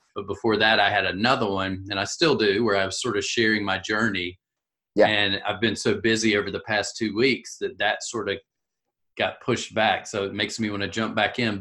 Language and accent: English; South Carolina, United States; I'm from South Carolina